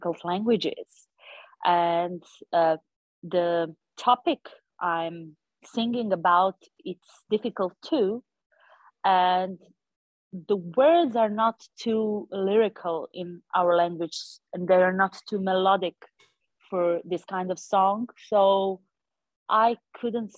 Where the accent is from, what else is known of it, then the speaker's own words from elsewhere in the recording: Montenegro; first language Montenegrin; English is a second language; I'm coming from Montenegro